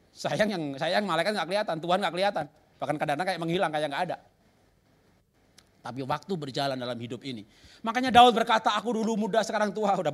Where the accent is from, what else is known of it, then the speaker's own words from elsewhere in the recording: Java, Indonesia; Dulu saya bukan orang Kristen, orang Jawa.